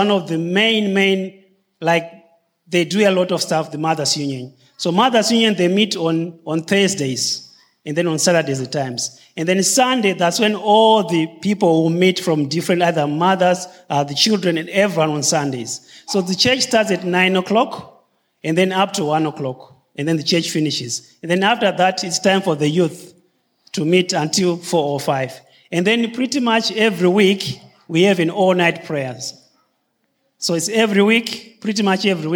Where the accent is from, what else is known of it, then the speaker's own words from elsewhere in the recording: Harare, Zimbabwe; moved away as an adult; also born or lived in New Zealand; I grew up in Zimbabwe, in Harare, which is the capital city. So born and bred there.